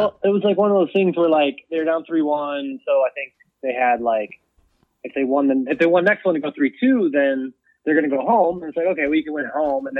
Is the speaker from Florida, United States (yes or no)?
no; Cleveland, Ohio, United States; born there; also born or lived in Buffalo; now in Chicago, United States; So I was born in Cleveland, but then we lived in Buffalo, New York for a little while.